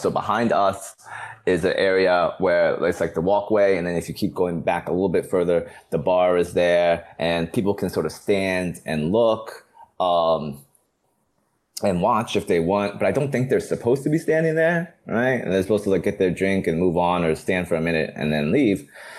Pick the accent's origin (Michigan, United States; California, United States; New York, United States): New York, United States; Long Island; we're from Long Island.